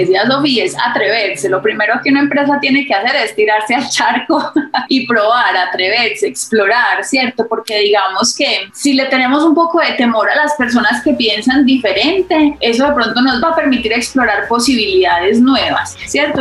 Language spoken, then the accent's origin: Spanish; Medellín, Antioquia, Colombia; also born or lived in Berkeley, United States; crecí, nací, crecí en Medellín